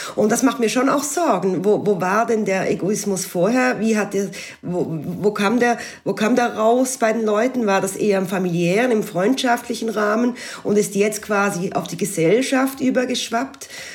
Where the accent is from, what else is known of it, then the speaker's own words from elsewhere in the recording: Switzerland; moved away as an adult; now in Alsace, France; als Schweizerin, und die allerdings seit einigen Jahren im nahen Elsass lebt